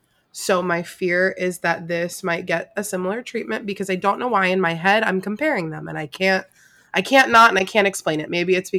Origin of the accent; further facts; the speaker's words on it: South Florida, United States; I also don't have that like New England, you know, attachment to anything like that. I grew up in South Florida.